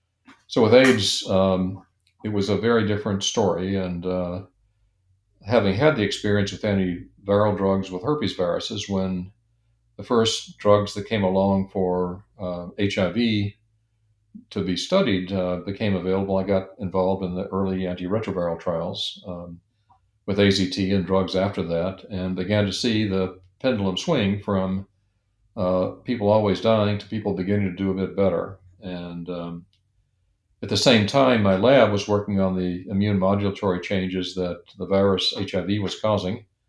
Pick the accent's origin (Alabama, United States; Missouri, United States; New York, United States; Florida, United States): Alabama, United States; moved away; I'd grown up in Alabama